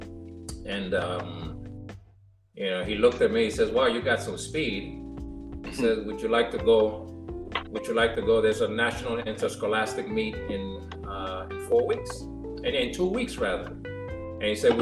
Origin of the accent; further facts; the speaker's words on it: Panama; first language Spanish; English is a second language; moved away; also born or lived in New York; I was born in New York, but my mom and dad are from Panama. So I actually grew up in Panama